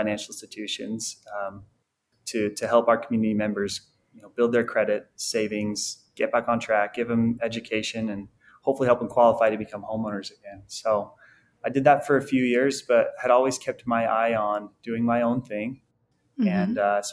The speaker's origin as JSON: {"language": "English", "area": "a suburb outside Salt Lake City", "region": "Utah", "country": "United States", "tie": "born or raised there", "also_born_or_lived": "Logan, Utah", "said": "I grew up in a suburb outside the Salt Lake City area here in Utah"}